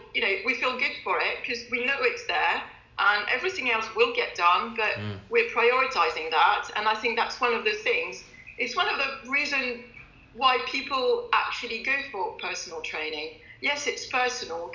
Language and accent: English; France; also born or lived in London; now in Kent, United Kingdom; Growing up in France